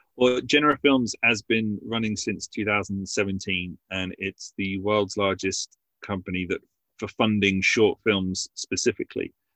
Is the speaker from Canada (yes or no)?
no; Basingstoke, South East England, United Kingdom; my hometown of Basingstoke